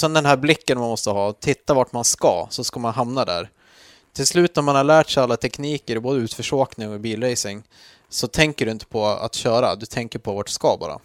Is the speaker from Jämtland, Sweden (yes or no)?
yes; Jämtland, Sweden; Jag är uppvuxen i Jämtland